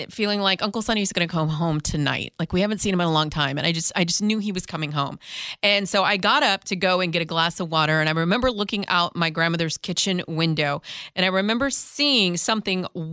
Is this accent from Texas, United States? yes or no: yes; Texas, United States; now in Washington, United States; growing up in Texas